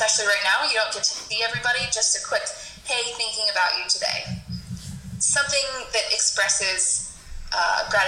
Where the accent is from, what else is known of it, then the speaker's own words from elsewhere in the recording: Colorado, United States; now in Fort Benning, Georgia, United States; I am originally from Colorado, but like Kayla said, I now work at Fort Benning in Georgia.